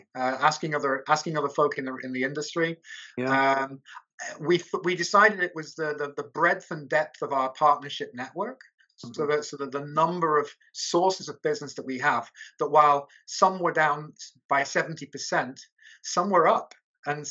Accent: United Kingdom; moved away as an adult; now in Budapest, Hungary; that I'm an expat, that I'm a Brit

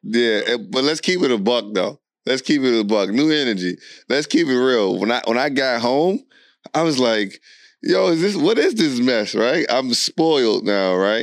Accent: Alexandria, Virginia, United States; I'm from Alexandria, Virginia

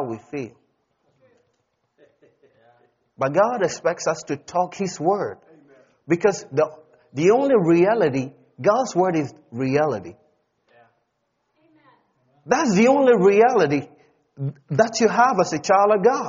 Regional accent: Ghana; I'm a heavenly citizen before I'm a Ghanaian

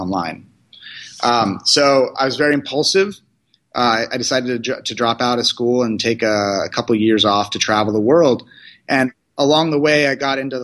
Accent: California, United States; I'm from California. I grew up basically in an Indian household

